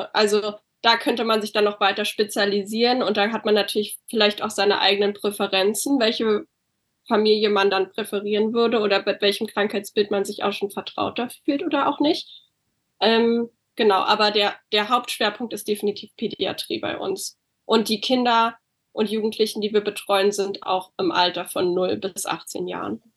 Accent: Berlin, Germany; moved away as an adult; now in California, United States; ich wohne derzeit in Kalifornien. Ähm, ich komme aber ursprünglich aus Berlin

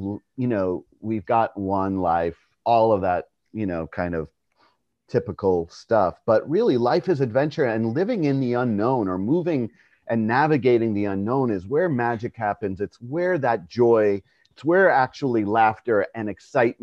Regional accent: New York, United States; I was born in New York

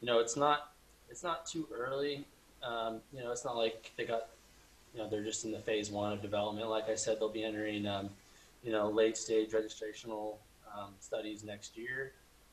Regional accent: California, United States; Born and raised in California

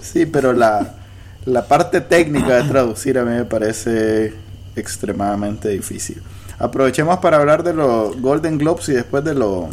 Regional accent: Nicaragua; somos nicas

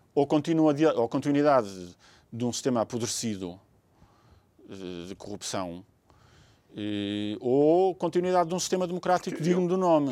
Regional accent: Portugal; enquanto portugueses

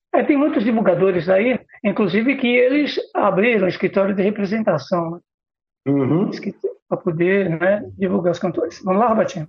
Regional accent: São Paulo, Brazil; nasci no Ipiranga

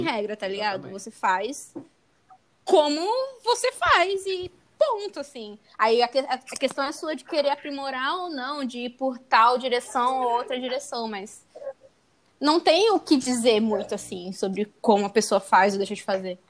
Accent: interior of São Paulo, Brazil; now in Santos, Brazil; eu sou do interior de São Paulo, querendo, eu moro em Santos, mas eu sou do interior na minha cidade

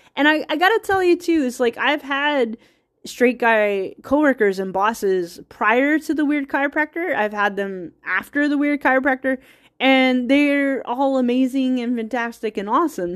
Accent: United States; I'm American who predominantly Scottish heritage

